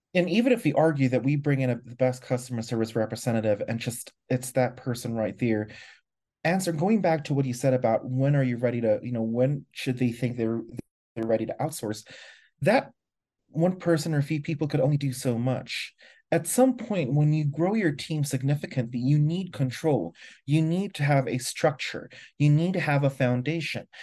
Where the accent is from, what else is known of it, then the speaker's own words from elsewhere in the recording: Philippines; moved away as an adult; now in Mexico; I am originally from the Philippines, was supposed to move to the U S, but now I live in Mexico instead